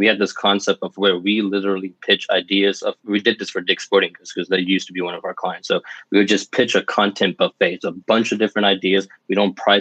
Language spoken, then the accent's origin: English; Birmingham, Alabama, United States; also born or lived in New Orleans, Louisiana; I'm from Birmingham, Alabama. I was born in New Orleans.